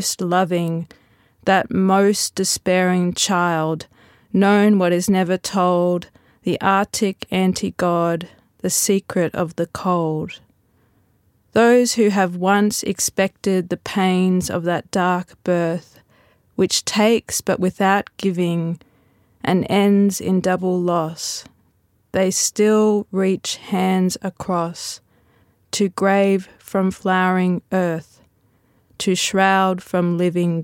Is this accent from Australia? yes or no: yes; Queensland, Australia; being a Queenslander